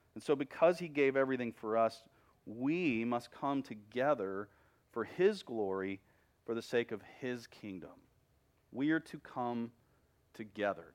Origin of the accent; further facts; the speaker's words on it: Texas, United States; I'm a Texan. I was a Texan before I was a Christian.